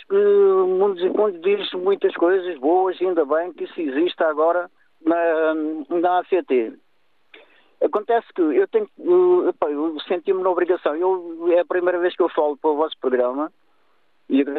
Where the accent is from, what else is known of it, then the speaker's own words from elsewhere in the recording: Lagos, Faro, Portugal; moved away as an adult; now in Santarém, Portugal; sou de Lagos, vivo em Santarém já há uns anos, estou casado aqui com uma senhora de Santarém